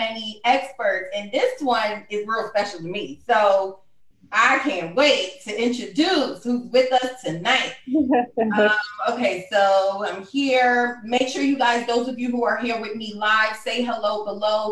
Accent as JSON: {"language": "English", "town": "New York City", "region": "New York", "country": "United States", "moved": "as an adult", "lives_now": "Philadelphia, United States", "said": "I am from Brooklyn, New York"}